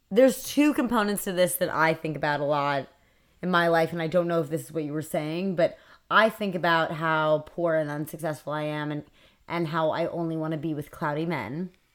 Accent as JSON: {"language": "English", "town": "New York City", "region": "New York", "country": "United States", "tie": "born or raised there", "said": "I grew up on the Upper West Side"}